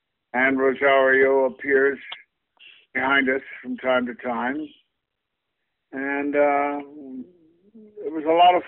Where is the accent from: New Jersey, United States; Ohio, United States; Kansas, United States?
Kansas, United States; Kansas City; moved away; I come from the Kansas side.